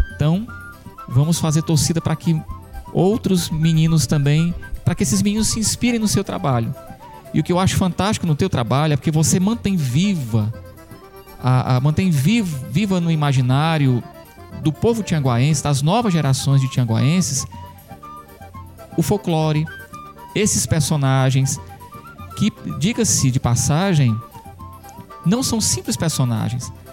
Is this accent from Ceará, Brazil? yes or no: yes; Santana do Acaraú, Ceará, Brazil; Eu que sou de Santana do Acaraú, sou um santanense, né, uma cidade pertinho de Sobral